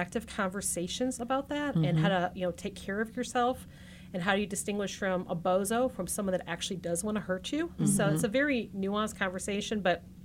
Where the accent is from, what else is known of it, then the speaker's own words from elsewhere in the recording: Grosse Pointe, Michigan, United States; I grew up on the east side of Detroit, so I'm a native Detroiter. I'm from Grosse Pointe